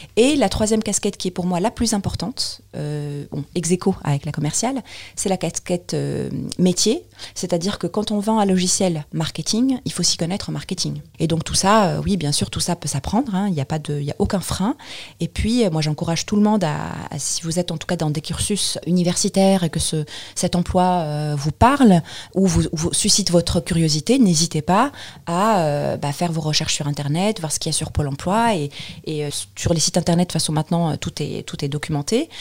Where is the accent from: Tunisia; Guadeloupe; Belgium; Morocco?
Tunisia; Tunis, Tunis Governorate; moved away as an adult; now in Paris, France; je viens de Tunis. Oui. en fait, je suis, je suis tunisienne naturalisée française.